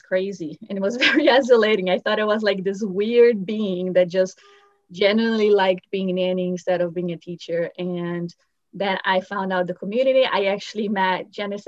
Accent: Brazil; English is a second language; moved away as an adult; now in United States; I'm actually from Brazil. And when I was 9 years old, I really wanted to come here.

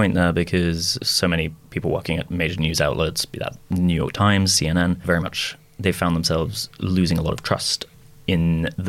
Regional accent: Hounslow, London, United Kingdom; also born or lived in United States; I will have you know, Dom, that I am from the London borough of Hounslow, and we, in fact, all sound like that over here. No, I went to university in the US, so I did 4 years for my undergrad

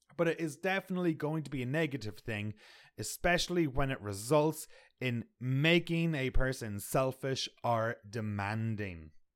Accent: Ireland; now in Canada; I'm from Ireland.

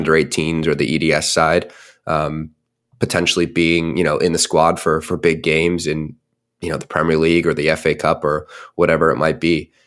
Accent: United States; moved away; my hometown outside, right outside of Washington, D C.

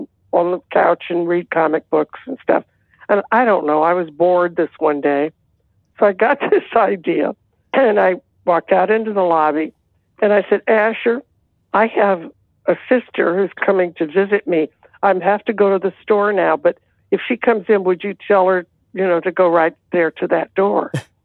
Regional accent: Los Angeles, California, United States; also born or lived in Texas; I was growing up in Hollywood with my grandmother

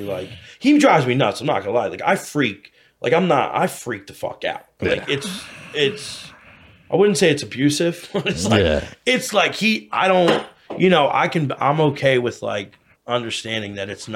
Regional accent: United States; I was raised in Montgomery County

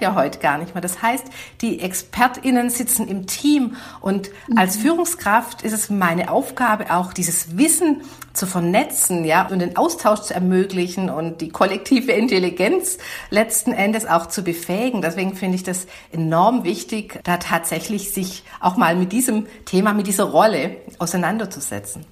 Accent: Swabia, Germany; accent: Swabian; ich bin, man mag's an der Sprachfärbung hören, bin Schwäbin

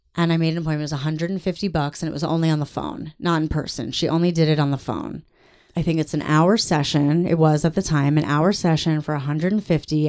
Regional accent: New York, United States; moved away as an adult; also born or lived in Massachusetts; now in Los Angeles, United States; I lived in New York. I'm from New York

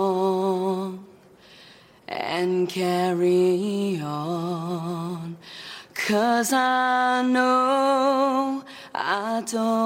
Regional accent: Dungiven, Northern Ireland, United Kingdom; I'm 15 years old, and I'm from Northern Ireland in County Derry

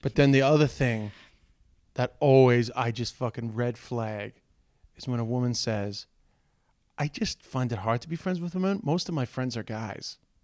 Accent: Dublin, Leinster, Ireland; accent: Dublin; my Dublin accent

